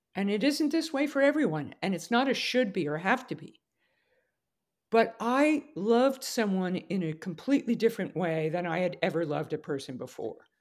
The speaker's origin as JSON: {"language": "English", "area": "Westchester", "region": "New York", "country": "United States", "tie": "born or raised there", "said": "I was born in New York, New York, and raised in Westchester"}